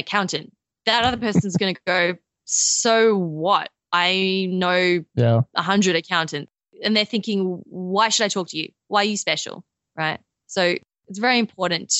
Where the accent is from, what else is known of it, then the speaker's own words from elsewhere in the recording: Australia; accent: Australian; I'm Australian.